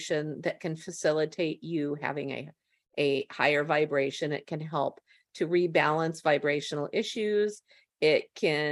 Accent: West Coast, United States; I'm from the West Coast

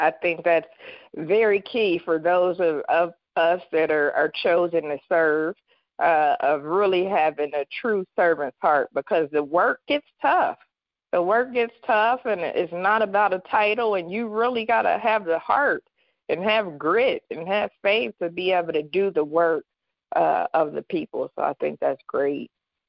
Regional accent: Dayton, Ohio, United States; I grew up in Dayton, so very similar to Gary in that we were affected by the manufacturing departing.

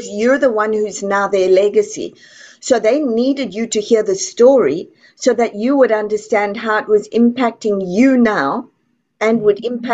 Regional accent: South Africa; now in Texas, United States; I come from South Africa

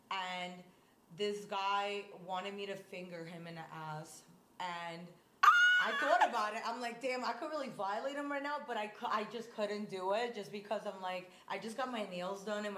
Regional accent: New York City, New York, United States; moved away as an adult; now in Miami, United States; I'm from Coney Island, Brooklyn.

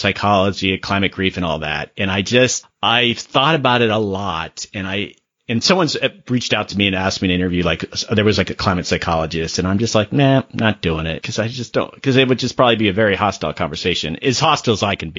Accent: Sarasota, Florida, United States; I grew up in Sarasota

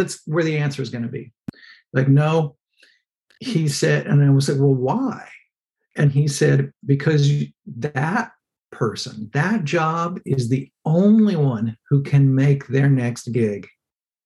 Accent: Texas, United States; I grew up in Texas

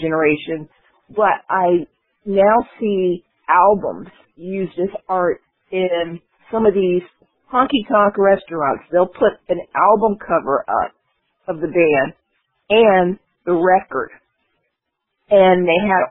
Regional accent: New Brunswick, New Jersey, United States; I'm from New Brunswick

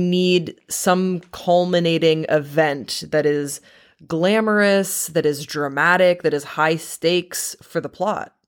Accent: Waterloo, Wallonia, Belgium; moved away; I grew up in Waterloo, Belgium.

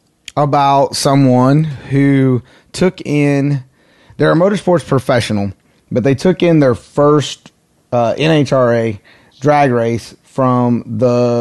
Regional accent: North Carolina, United States; moved away; my home state, good old North Kakalaki

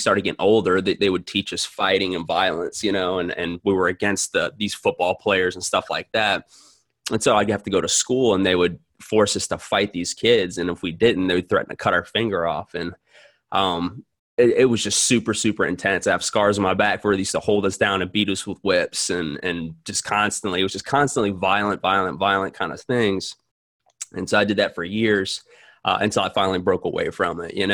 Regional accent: New Orleans, Louisiana, United States; I was born in New Orleans

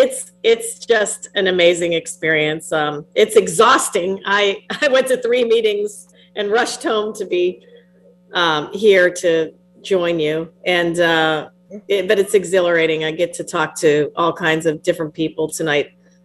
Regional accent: Geneva, Illinois, United States; my hometown, Geneva, Illinois.

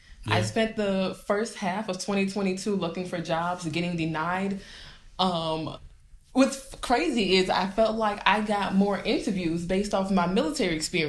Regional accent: Georgia, United States; I'm from Georgia. We don't drive in the snow.

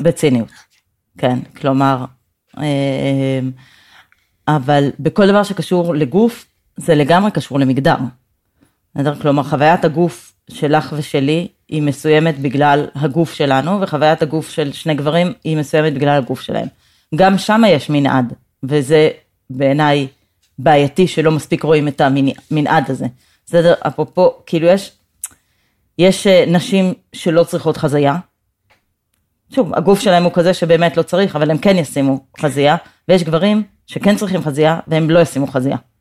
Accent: Jerusalem, Jerusalem District, Israel; also born or lived in United States; אקטיביסטית, פמיניסטית וירושלמית, זה נראה לי ממש, אה, הגדרה של הזהות שלי

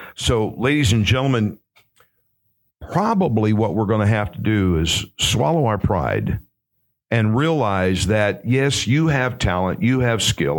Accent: St. Louis, Missouri, United States; moved away; also born or lived in California; I'm from St. Louis

